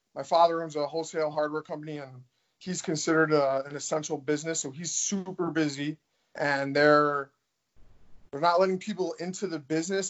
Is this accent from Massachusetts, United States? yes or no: no; New York, United States; also born or lived in Milwaukee; now in Florida, United States; I'm from New York